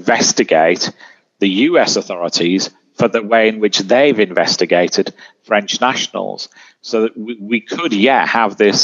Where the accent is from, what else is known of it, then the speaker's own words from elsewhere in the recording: United Kingdom; I'm British